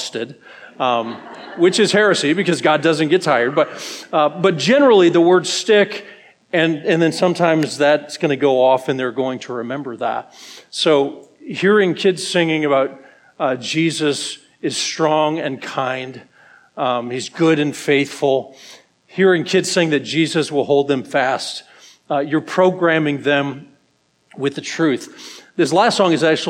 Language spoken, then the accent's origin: English; Colorado, United States; moved away; also born or lived in Ohio; I grew up in Colorado, and I moved away